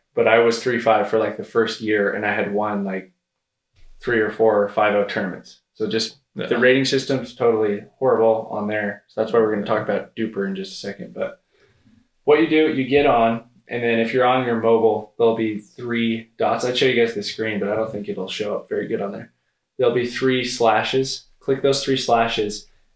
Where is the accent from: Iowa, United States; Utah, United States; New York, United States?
Utah, United States; I'm from Utah